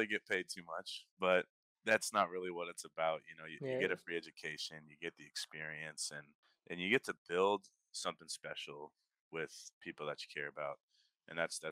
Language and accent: English; Toppenish, Washington, United States; moved away; I'm from Toppenish, Washington. Born and raised